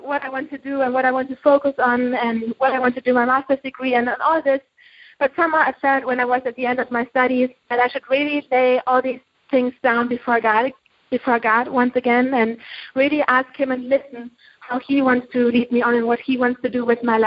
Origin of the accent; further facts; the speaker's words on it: Germany; moved away as an adult; I'm from Germany. I grew up in Germany all my life